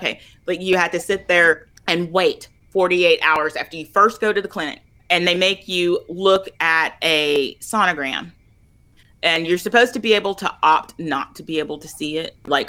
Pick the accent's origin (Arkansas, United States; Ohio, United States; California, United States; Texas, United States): Arkansas, United States; Little Rock; I grew up in the South in Arkansas, in Little Rock